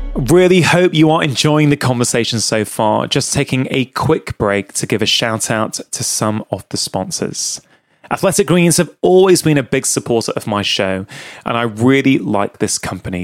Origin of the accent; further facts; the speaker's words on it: United Kingdom; as a kid growing up in the U K